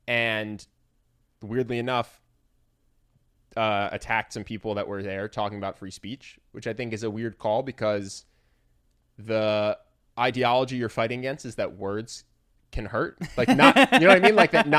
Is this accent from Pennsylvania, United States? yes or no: yes; Philadelphia, Pennsylvania, United States; Yes, I grew up in Philadelphia, and the Philadelphia Art Museum never mattered to me.